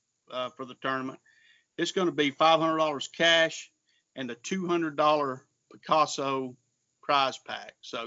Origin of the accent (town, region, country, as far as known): Georgia, United States; born or raised there